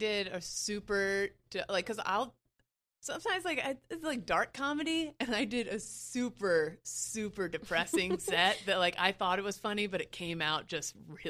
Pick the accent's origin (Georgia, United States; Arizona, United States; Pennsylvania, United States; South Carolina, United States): Pennsylvania, United States; Lancaster; now in New York City, United States; So I can be in my hometown.